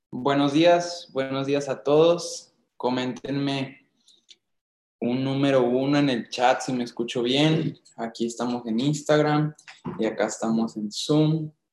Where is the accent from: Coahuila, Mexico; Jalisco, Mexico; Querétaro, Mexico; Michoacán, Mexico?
Coahuila, Mexico; Monclova; Yo soy de Monclova, Coahuila